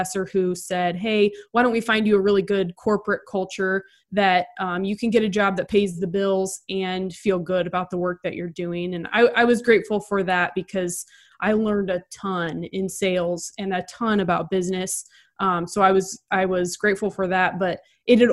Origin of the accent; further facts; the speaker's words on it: Nebraska, United States; moved away; also born or lived in Cedar Rapids, Iowa; I grew up in Nebraska, went to Mount Mercy.